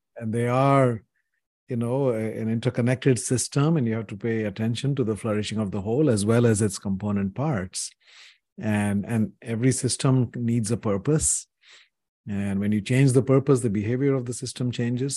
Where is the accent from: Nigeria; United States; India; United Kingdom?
India; when I was growing up in India in the seventies